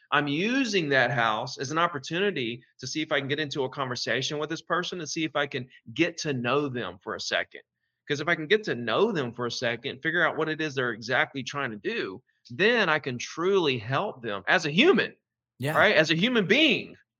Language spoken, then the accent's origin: English; Gulf Shores, Alabama, United States; in Gulf Shores, February 10th in my hometown